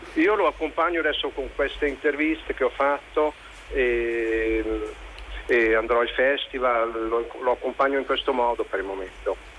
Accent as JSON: {"language": "Italian", "country": "Switzerland", "tie": "born or raised there", "said": "sono figlio di migranti italiani, sono cresciuto in Svizzera ma sempre anche con delle radici italiane"}